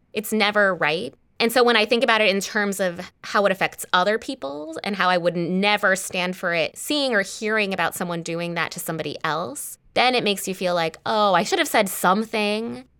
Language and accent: English; Los Angeles, California, United States; I'm from Los Angeles